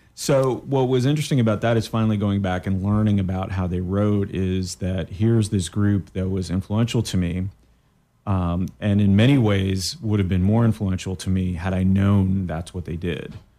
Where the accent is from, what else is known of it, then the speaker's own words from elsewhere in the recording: Canada; moved away; I'm from Canada as well